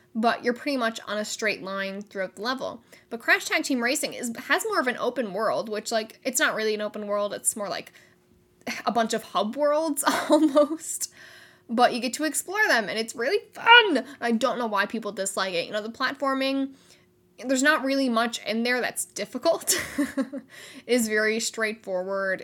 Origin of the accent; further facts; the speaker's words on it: Canada; I am Canadian